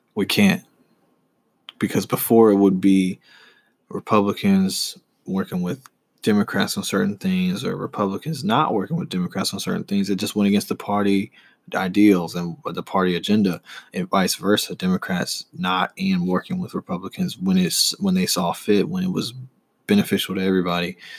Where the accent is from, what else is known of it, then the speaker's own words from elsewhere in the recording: Charlotte, North Carolina, United States; being from Charlotte and being raised here